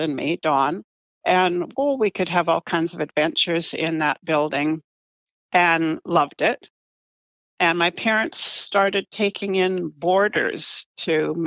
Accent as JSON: {"language": "English", "town": "Galiano Island", "region": "British Columbia", "country": "Canada", "tie": "born or raised there", "also_born_or_lived": "Vancouver / Duncan"}